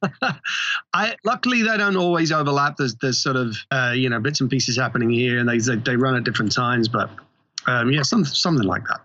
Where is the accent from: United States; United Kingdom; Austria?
United Kingdom; England; moved away; I grew up in England